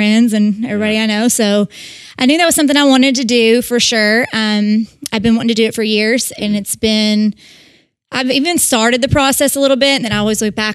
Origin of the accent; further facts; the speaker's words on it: Owensboro, Kentucky, United States; moved away as an adult; Owensboro was my hometown